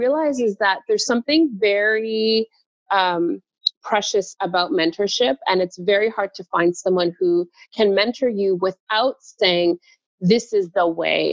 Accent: Toronto, Ontario, Canada; Toronto, Canada. Born and raised

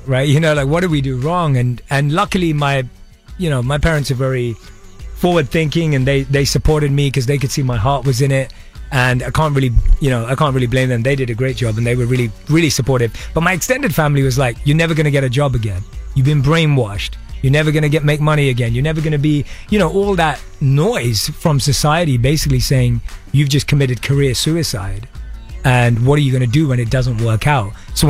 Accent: London, United Kingdom; born or raised there

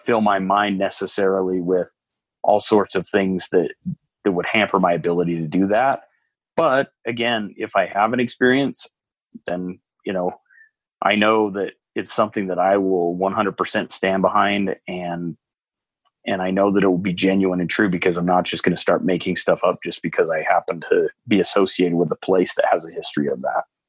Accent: Utah, United States; I grew up in Utah

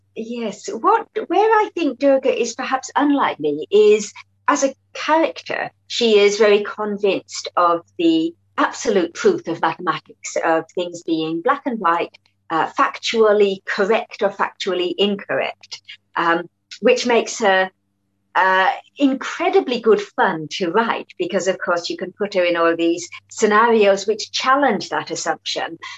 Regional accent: Perth, Western Australia, Australia; moved away as an adult; also born or lived in Malaysia (ancestry); now in London, United Kingdom; growing up in Australia

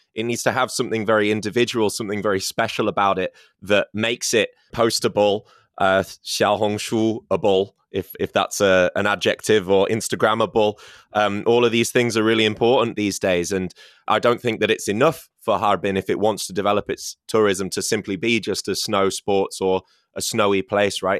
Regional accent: Scarborough, Yorkshire and the Humber, United Kingdom; Scarborough, my hometown

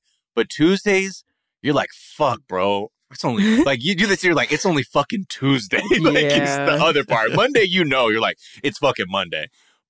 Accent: Los Angeles, California, United States; For like, I grew up in the Valley, so I would always meet these kids.

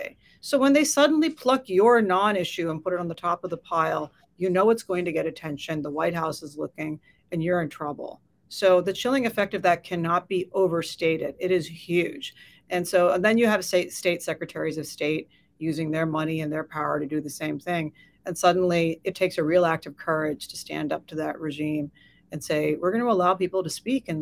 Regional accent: United States; And so I think that's very alarming as an American.

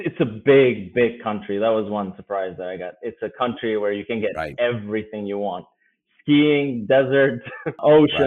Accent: Pristina, Kosovo; first language Albanian; English is a second language; moved away as an adult; now in United States; that's where I grew up in Pristina

